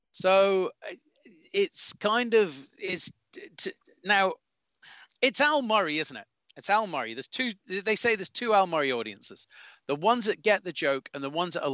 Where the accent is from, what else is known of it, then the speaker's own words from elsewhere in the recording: Scotland, United Kingdom; but it does it does irk with me when I see other Scotsmen or Scottish comedians uh, come on and go, well, as a Scottish person